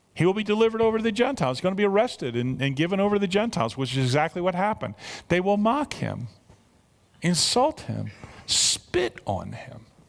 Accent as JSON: {"language": "English", "country": "United States", "said": "I'm an American"}